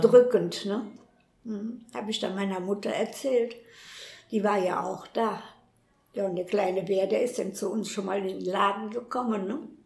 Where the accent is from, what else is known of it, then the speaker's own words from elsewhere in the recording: Cologne, North Rhine-Westphalia, Germany; also born or lived in Weserbergland; ich bin 1932 in Köln geboren, in der Merwinger